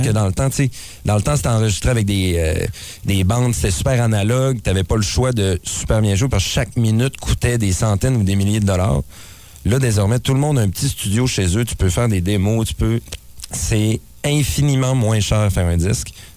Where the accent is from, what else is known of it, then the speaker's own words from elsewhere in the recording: Saguenay, Quebec, Canada; on vient d'ici, on vient de Chicoutimi